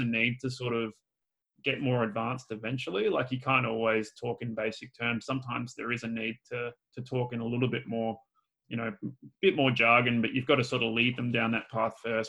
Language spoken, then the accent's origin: English; Australia; I'm Australian too, so we use a lot of slang and we shorthand everything as well